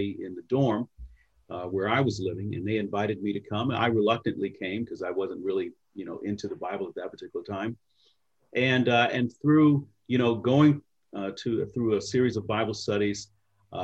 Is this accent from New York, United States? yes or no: yes; New York, United States; moved away as an adult; also born or lived in Indiana; now in Indianapolis, United States; I left home at 18 and I'm from New York originally and came out to Indiana State University